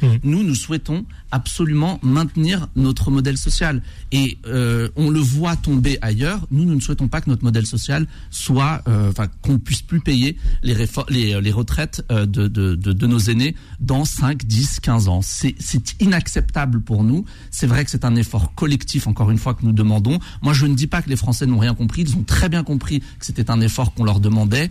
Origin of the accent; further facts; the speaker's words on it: Bobigny, Île-de-France, France; j'ai grandi à Bobigny